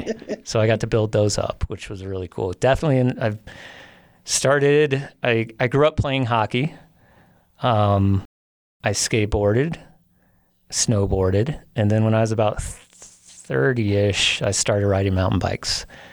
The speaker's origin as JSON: {"language": "English", "region": "Illinois", "country": "United States", "said": "You know, it started in the Midwest, and I came out to Colorado from the Midwest, like everyone in Illinois does."}